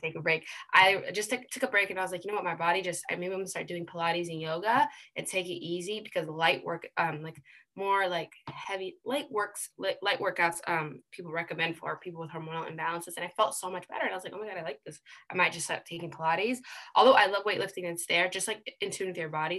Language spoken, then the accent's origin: English; United States; being born and raised here